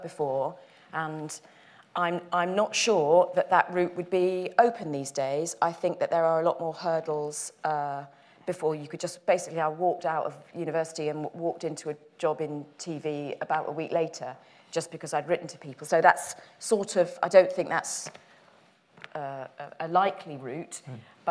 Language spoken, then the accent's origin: English; Dagenham, London, United Kingdom; I'm from Dagenham in Essex, and I went to a comprehensive school in Essex